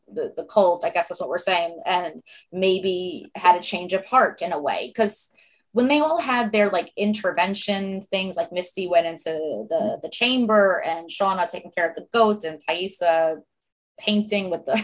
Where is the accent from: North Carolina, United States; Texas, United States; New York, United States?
New York, United States; accent: heavy New York accent; I'm a New Yorker like you guys